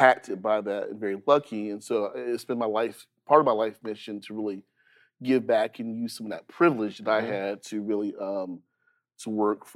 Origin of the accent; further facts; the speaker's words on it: Goldsboro, North Carolina, United States; also born or lived in Fayetteville, North Carolina; I'm an Eastern North Carolina boy. You know, I grew up in Goldsboro and Fayetteville.